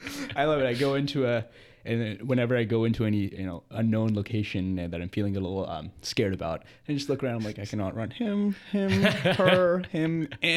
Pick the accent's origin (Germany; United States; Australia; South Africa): United States; Columbia, South Carolina; I am from Columbia, South Carolina. I spent most of my life here